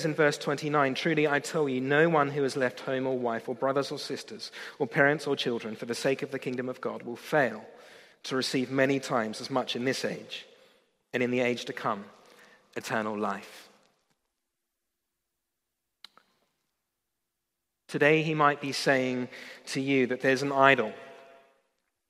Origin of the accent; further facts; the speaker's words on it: Australia; moved away as an adult; I come from Australia